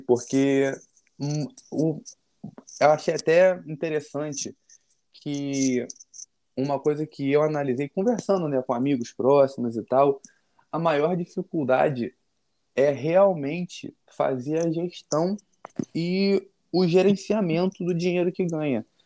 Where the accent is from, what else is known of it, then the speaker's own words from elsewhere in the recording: Rio de Janeiro, Brazil; Natural do Rio, nascido e criado aqui lá na Norte